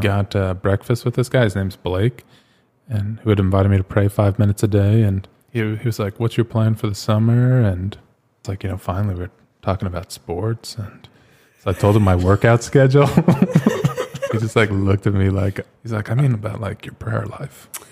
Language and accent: English; Phoenix, Arizona, United States; moved away as an adult; also born or lived in Pittsburgh / Ohio / Rome / Flagstaff; I'm from Phoenix, born and raised here.